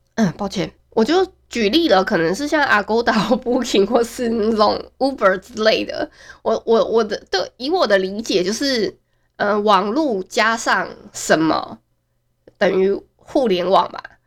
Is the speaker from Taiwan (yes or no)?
yes; Hualien, Hualien County, Taiwan; 真的觉得花莲是一个很小的一个城市，所以我觉得没有必要直接说我是花莲的